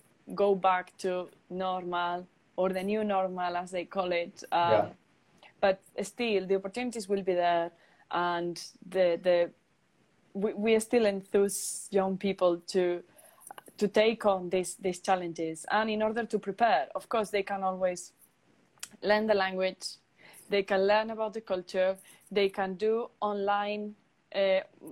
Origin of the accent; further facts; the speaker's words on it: Palencia, Castile and León, Spain; moved away as an adult; also born or lived in Turin, Italy; now in United Kingdom; in a very small community center in my hometown in the lovely Palencia